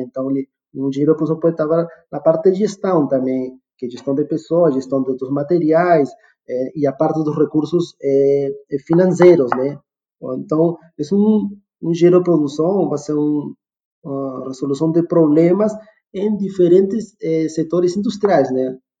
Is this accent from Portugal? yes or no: no; Peru; also born or lived in Rio de Janeiro / Porto Alegre; now in Jandaia do Sul, Brazil; Sou peruano de nascimento também